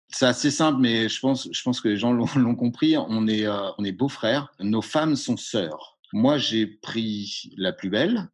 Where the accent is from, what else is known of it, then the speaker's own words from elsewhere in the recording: Brittany, France; je viens de Bretagne